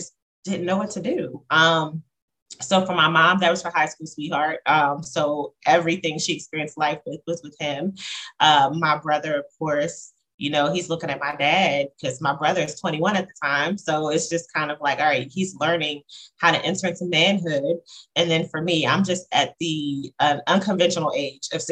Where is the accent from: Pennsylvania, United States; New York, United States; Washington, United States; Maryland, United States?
Maryland, United States; Talbot County, Eastern Shore of; I grew up on the Eastern Shore of Maryland, Talbot County, to be exact